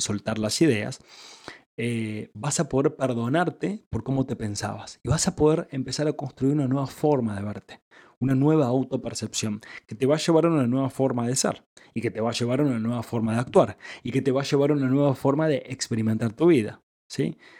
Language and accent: Spanish; Argentina; yo soy argentino